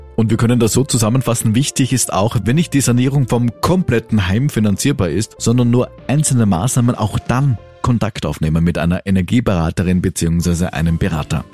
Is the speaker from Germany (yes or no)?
no; Austria; bei uns in Österreich